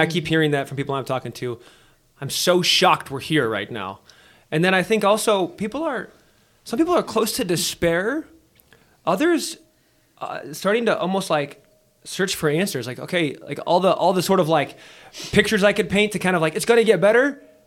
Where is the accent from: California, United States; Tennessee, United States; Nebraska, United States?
Nebraska, United States; moved away; growing up in Nebraska for a number of years and having so much family out there, like, I'm, I'm, I'm a, I'm a Nebraskan